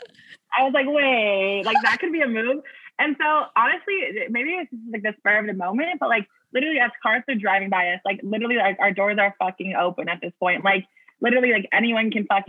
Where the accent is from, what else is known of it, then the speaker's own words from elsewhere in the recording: Orange County, California, United States; now in Seattle, United States; I grew up in Orange County